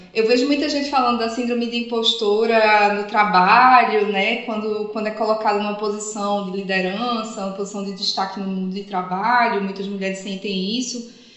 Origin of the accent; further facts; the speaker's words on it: Northeast Region, Brazil; eu falo aqui como nordestina